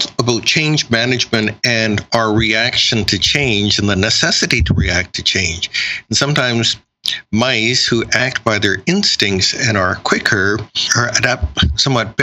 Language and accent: English; Canada; being Chinese Canadian